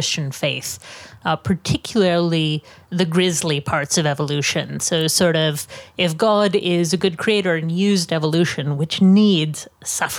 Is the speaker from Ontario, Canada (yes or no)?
no; Edmonton, Alberta, Canada; accent: Canadian; also born or lived in Oxford / Exeter / Vancouver; now in Edinburgh, United Kingdom; I'm from Edmonton originally, but I've just moved to Edinburgh